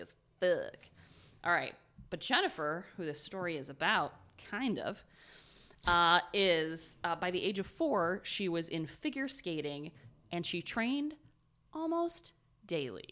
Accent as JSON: {"language": "English", "region": "Ohio", "country": "United States", "said": "We're from Ohio"}